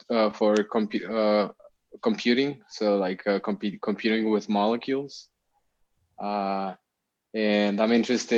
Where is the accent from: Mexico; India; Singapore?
Mexico; Ciudad Juárez, Chihuahua; I'm also from Mexico, from the border region of El Paso, Juarez.